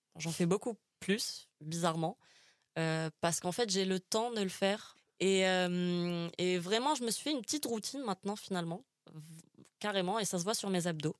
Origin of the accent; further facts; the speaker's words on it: Algiers, Algiers Province, Algeria; now in Paris, France; je, suis algérienne, j'ai grandi à Alger